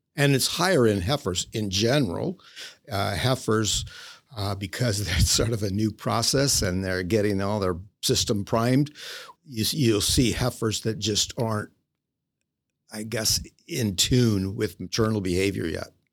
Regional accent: Illinois, United States; moved away; I'm originally from Illinois, state of Illinois, and grew up there on a small farm

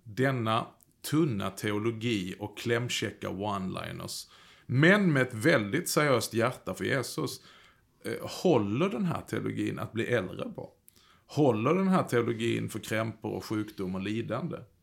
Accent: Skåne, Sweden; Jag kommer ju från Skåne

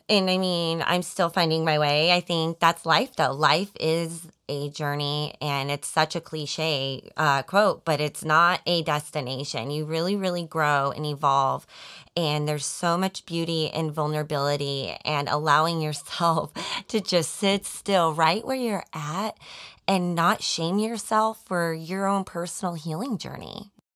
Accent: Colorado, United States; moved away as an adult; also born or lived in Arizona; now in Overland Park, Kansas, United States; I was born and raised in Colorado

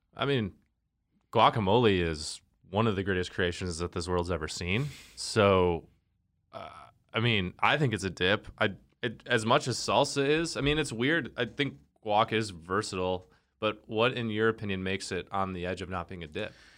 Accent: the North, United States; I grew up in the North and we loved queso

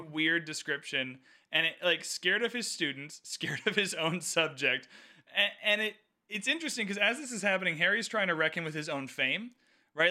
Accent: Canada; I'm Canadian

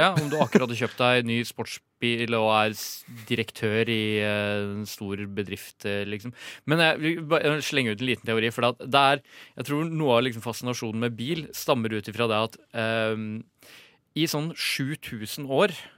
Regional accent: Ringebu, Innlandet, Norway; vi er jo fra Ringebu Gudbrandsdalen

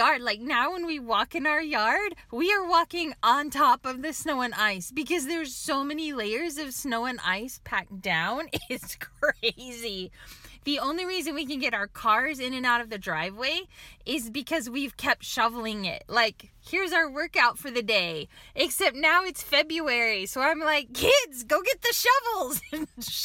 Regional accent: Oklahoma, United States; moved away; growing up in Oklahoma

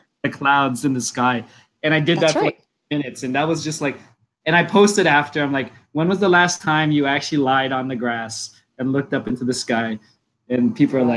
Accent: Mississauga, Ontario, Canada; I grew up in the West End of Toronto in Mississauga

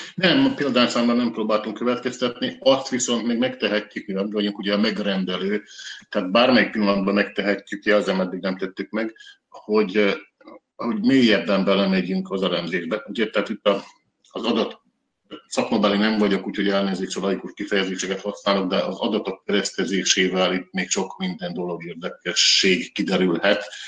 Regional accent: Vojvodina, Serbia; mi, mint vajdasági magyarok, vagy vajdasági magyarság, túl kis közösség vagyunk

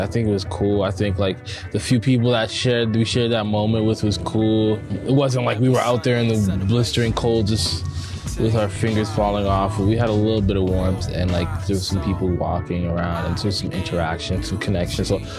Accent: Vancouver, British Columbia, Canada; also born or lived in Montreal; now in Calgary, Canada; I'm born in Calgary, somewhat raised in Calgary. I grew up in Vancouver and Montreal, and then came back here. So Calgary's always been home.

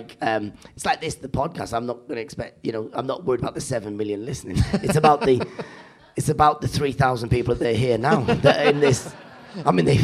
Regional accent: the Northeast, North East England, United Kingdom; I grew up in the Northeast

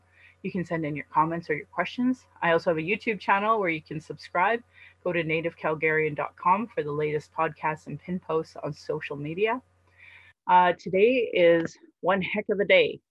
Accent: Calgary, Alberta, Canada; I was born in Calgary

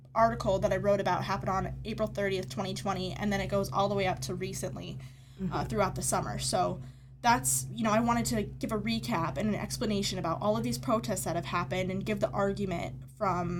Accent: Grand Rapids, Michigan, United States; moved away as an adult; now in East Lansing, United States; I'm from Grand Rapids, which is only an hour away

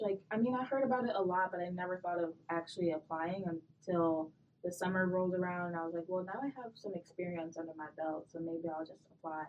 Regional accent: Bloomfield, Michigan, United States; I grew up in Bloomfield

